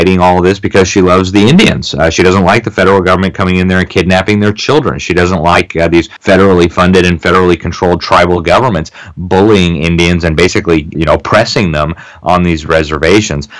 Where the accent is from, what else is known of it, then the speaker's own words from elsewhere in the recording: Mexico City, Mexico; moved away; growing up in Mexico City, we used to make regular trips from school and stuff to these giant pyramids